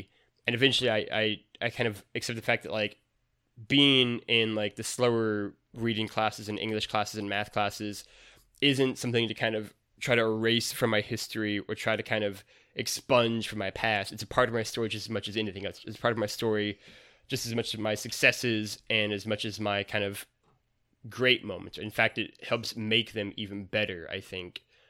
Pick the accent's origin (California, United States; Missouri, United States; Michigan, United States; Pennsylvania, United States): Missouri, United States; that's like the double-edged sword of growing up in Missouri is that maybe it's not the most enlightened at times.